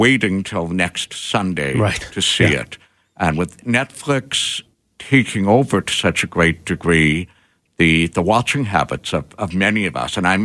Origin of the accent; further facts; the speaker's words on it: Winnipeg, Manitoba, Canada; moved away; I grew up in Winnipeg.